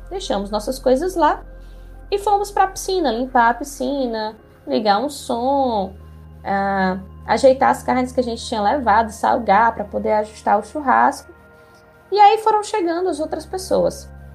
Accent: Ceará, Brazil; sou aqui do Ceará

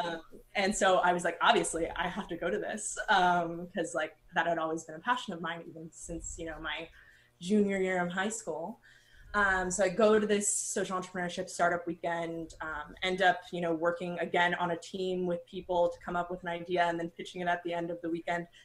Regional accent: San Diego, California, United States; I grew up in San Diego

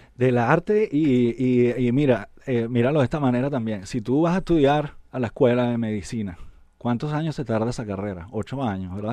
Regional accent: Venezuela; moved away; also born or lived in Puerto Rico; Yo soy de Venezuela

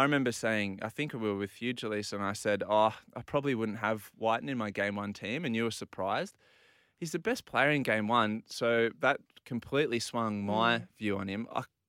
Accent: Port Macquarie, New South Wales, Australia; So I'm from Port Macquarie, so we're pushing up a little bit closer to the Queensland border.

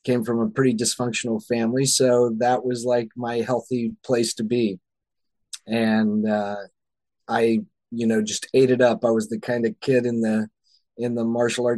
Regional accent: the South, United States; Growing up in the South, in the Bible Belt, in the United States.

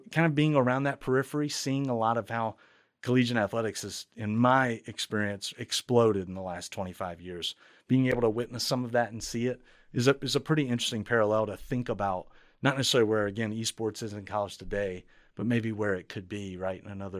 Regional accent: Baton Rouge, Louisiana, United States; my background being in and around higher ed, I grew up at LSU in Baton Rouge, Louisiana

